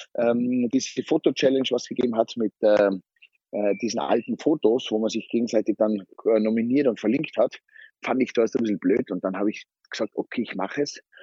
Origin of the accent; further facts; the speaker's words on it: Zillertal, Tyrol, Austria; ich bin ein waschechter Tiroler und komme aus dem Zillertal vom Stockresort